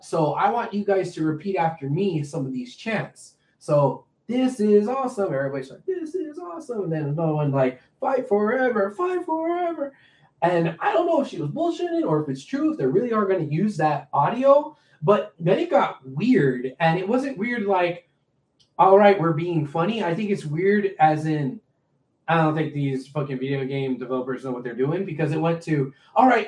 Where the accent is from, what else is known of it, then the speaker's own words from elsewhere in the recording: Houston, Texas, United States; I'm from Houston.